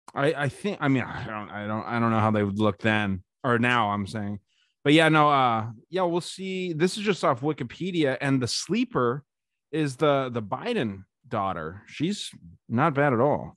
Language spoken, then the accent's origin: English; Arizona, United States; my home state of Arizona